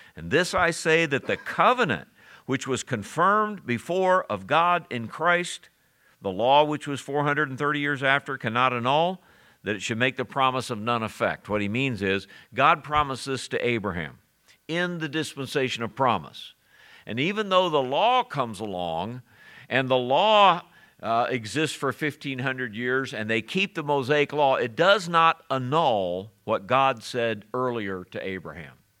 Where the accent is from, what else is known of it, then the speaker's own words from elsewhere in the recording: Springfield, Missouri, United States; Where are you born? I said in Missouri. He said where? I said Springfield